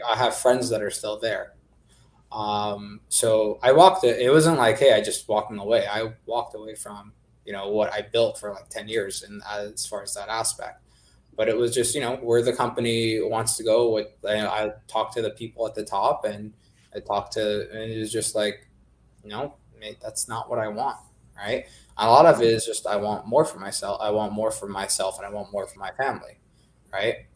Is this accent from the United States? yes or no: yes; California, United States; I'm from California